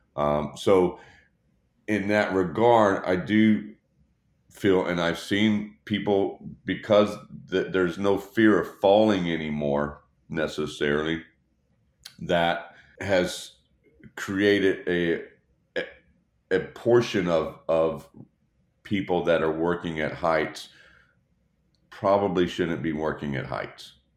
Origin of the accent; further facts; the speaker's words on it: Dallas, Texas, United States; born and raised in Dallas, Texas.